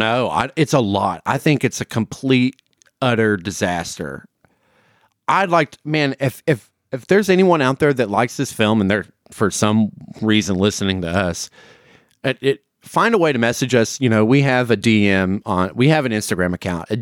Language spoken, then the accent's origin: English; the South, United States; as a Southerner